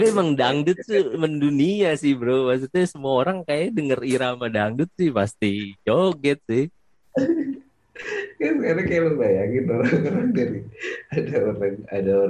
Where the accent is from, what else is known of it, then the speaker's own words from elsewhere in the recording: Pamulang, Banten, Indonesia; gue orang Pamulang gue masuk